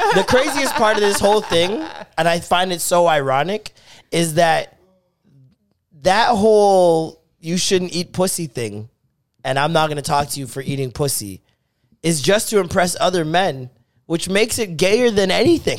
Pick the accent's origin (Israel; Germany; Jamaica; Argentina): Jamaica; I am Jamaican